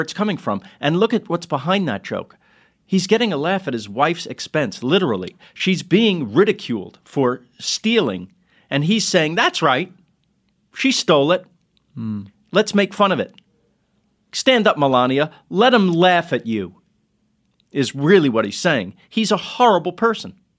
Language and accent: English; New York City, New York, United States; we're from Queens